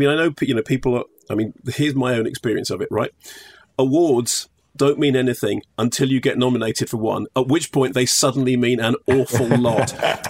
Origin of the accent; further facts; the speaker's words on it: London, United Kingdom; I'm a Barnet boy